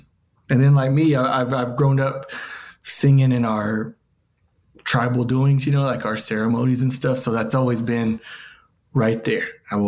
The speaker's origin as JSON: {"language": "English", "town": "Pawnee", "region": "Oklahoma", "country": "United States", "tie": "born or raised there", "said": "I've grown up Pawnee my whole life."}